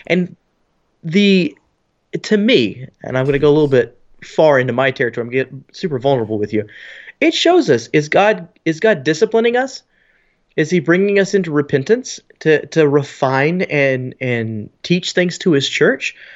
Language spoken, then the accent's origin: English; Texas, United States; being the Texan